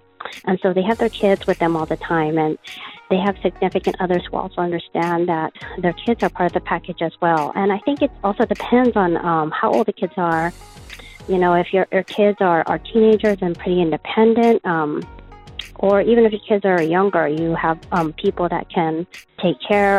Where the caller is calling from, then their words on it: Chula Vista, California, United States; I am calling from Chula Vista, California.